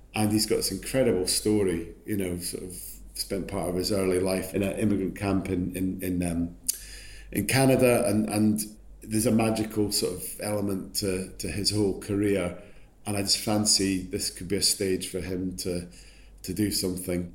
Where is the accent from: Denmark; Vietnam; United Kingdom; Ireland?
United Kingdom; Scotland